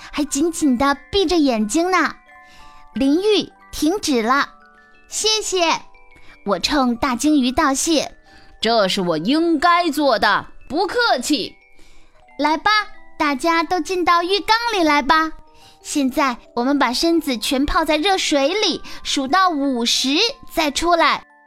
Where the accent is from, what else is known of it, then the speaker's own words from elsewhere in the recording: Xi'an, Shaanxi, China; 我来自西安